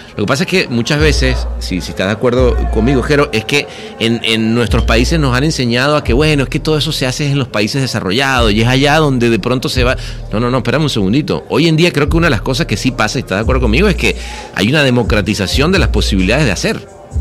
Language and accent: Spanish; Venezuela; de chico en Venezuela